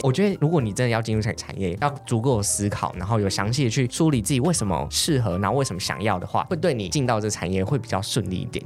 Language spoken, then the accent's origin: Chinese; Taiwan; 我们台湾人